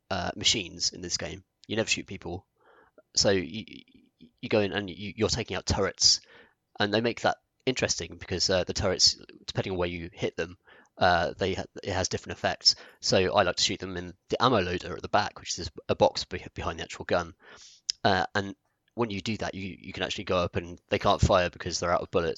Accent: United Kingdom; I think this is interesting, particularly as like a British guy who, in our country, like guns aren't accessible, like they're not a thing, apart from cops and here and there.

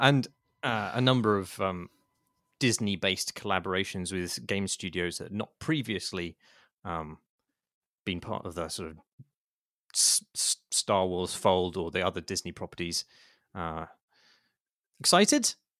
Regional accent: United Kingdom; as a Brit

